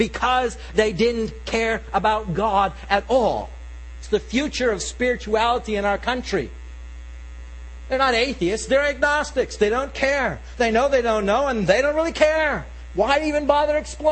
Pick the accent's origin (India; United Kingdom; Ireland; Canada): United Kingdom; England; I'm English.